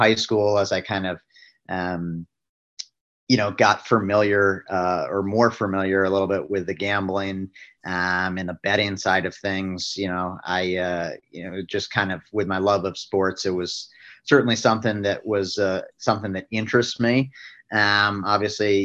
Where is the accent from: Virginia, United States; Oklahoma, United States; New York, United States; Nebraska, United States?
Virginia, United States; Northern; moved away; I grew up back east in Northern Virginia